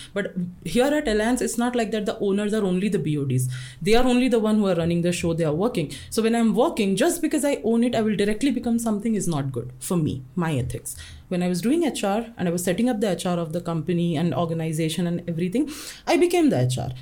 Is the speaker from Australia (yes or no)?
no; Jamshedpur, Jharkhand, India; moved away as an adult; also born or lived in Odisha / Gujarat; now in Nepal; I'm a born and brought up in Jamshedpur